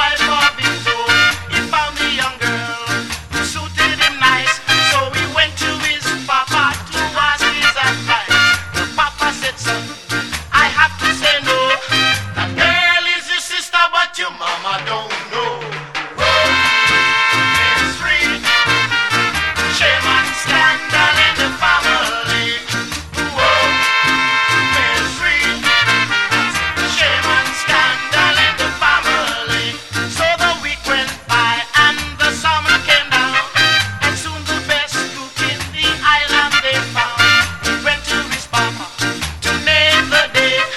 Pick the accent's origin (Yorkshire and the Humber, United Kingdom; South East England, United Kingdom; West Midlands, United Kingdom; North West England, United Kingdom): Yorkshire and the Humber, United Kingdom; I'm from Yorkshire, as you all well know by now.